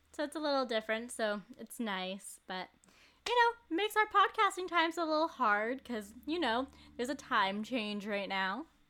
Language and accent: English; Port Moody, British Columbia, Canada; I'm from Port Moody.